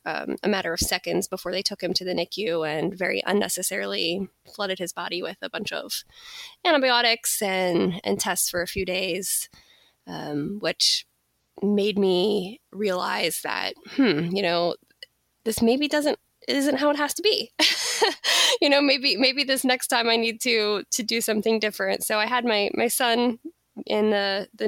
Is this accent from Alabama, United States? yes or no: no; Pittsburgh, Pennsylvania, United States; moved away as an adult; also born or lived in Florida / New York City; I live in Pittsburgh, Pennsylvania. This is actually my hometown where I grew up, although I spent some time living in Florida and New York City as well.